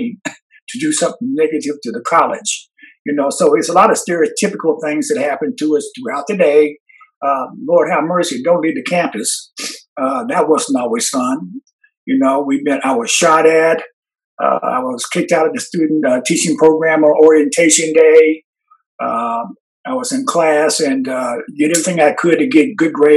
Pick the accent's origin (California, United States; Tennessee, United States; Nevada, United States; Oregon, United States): Oregon, United States; Portland; I came from Portland. I came from Jefferson High School, which was a predominantly Black high school